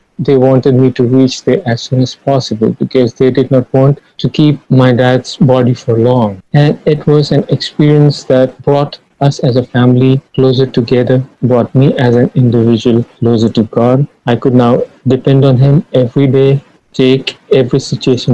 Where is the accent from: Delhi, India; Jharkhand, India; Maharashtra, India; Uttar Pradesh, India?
Jharkhand, India; Ranchi; moved away as an adult; now in Guyana; I reached my hometown, which is Ranchi